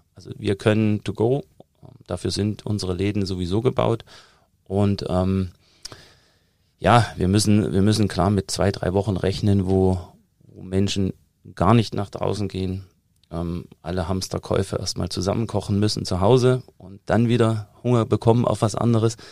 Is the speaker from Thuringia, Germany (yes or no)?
yes; Thuringia, Germany; accent: Thuringian; moved away as an adult; also born or lived in United States; now in Munich, Germany; Also ich komme ja aus Thüringen, hört man immer immer noch raus und äh, ich habe auch irgendwann aufgegeben, daran zu arbeiten, den Akzent komplett wegzukriegen